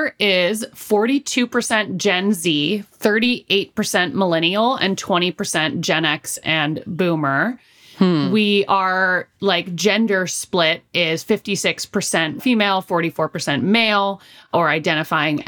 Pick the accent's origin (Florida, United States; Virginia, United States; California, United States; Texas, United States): California, United States; San Francisco; moved away; I'm from San Francisco originally